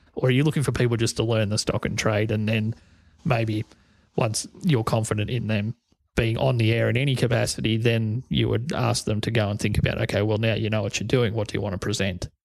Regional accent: Corryong, Victoria, Australia; This is in my hometown of Coryong

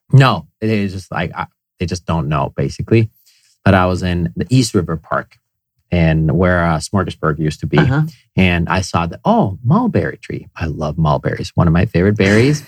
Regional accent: Finland; moved away; I grew up in Finland

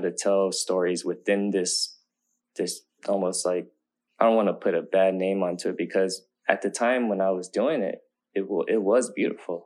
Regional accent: Oakland, California, United States; kids growing up in Oakland, like we don't, I didn't really grow up having much.

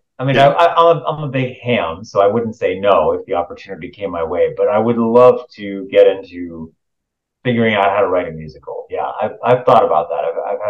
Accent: Southern California, United States; I used to do this thing in my hometown. I grew up in Southern California

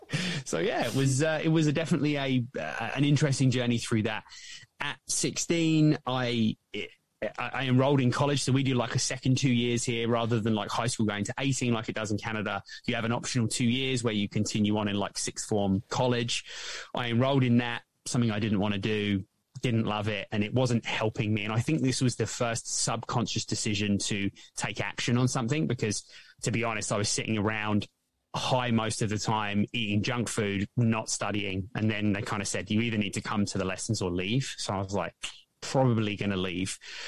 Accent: England, United Kingdom; So as I mentioned, I grew up in England.

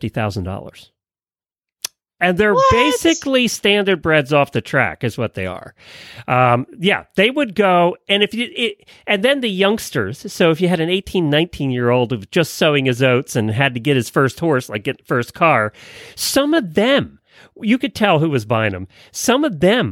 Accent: Lancaster County, Pennsylvania, United States; now in Ocala, United States; we grew up in Lancaster County

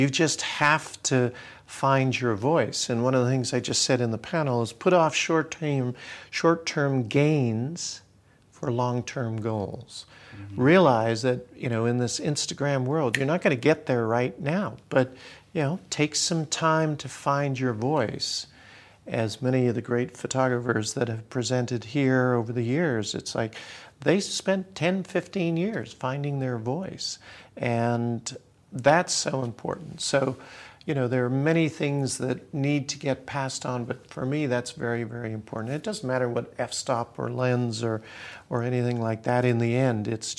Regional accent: Canada; also born or lived in Australia; I spent time in Africa. I grew up in Australia. I'm from Canada that has a rich history of traditional culture.

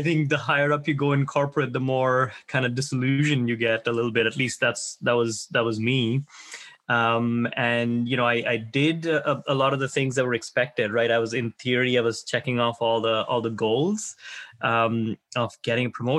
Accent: India; moved away as an adult; now in United States; I grew up in India. I came to the U.S. to study, really, when I was around my early 20s. And never left

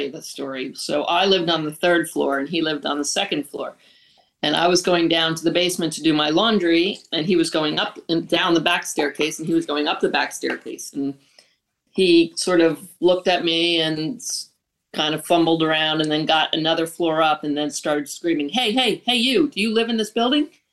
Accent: Long Island, New York, United States; also born or lived in Boston / Florida; I was born in Long Island

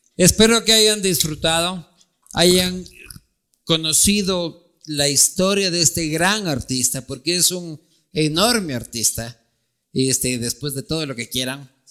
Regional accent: Loja, Ecuador; also born or lived in Quito; soy de Loja, nacido en Quito

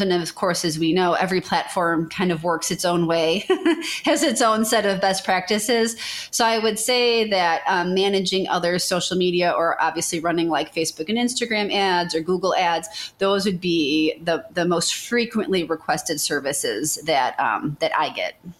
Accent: Chicago, Illinois, United States; moved away as an adult; now in Memphis, United States; I'm from the Chicago area.

